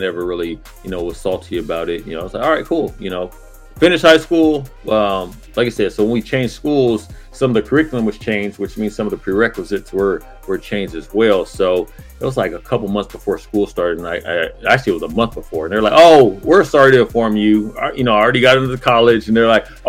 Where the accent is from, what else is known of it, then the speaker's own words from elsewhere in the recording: Pomona, California, United States; I grew up in Pomona, California